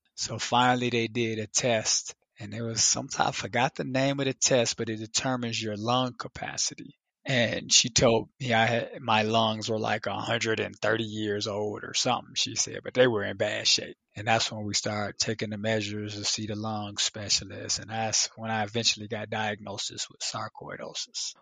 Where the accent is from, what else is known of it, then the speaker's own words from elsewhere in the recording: Chicago, Illinois, United States; me growing up in Chicago